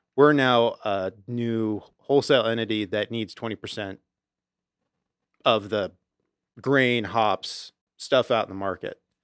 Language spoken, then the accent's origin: English; Auburn, United States; we grew up in Auburn